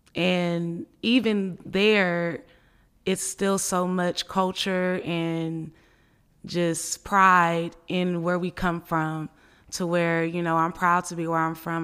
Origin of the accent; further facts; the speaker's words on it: Richmond, California, United States; also born or lived in Oakland, California; I was born in Oakland, California, but I was raised in Richmond, California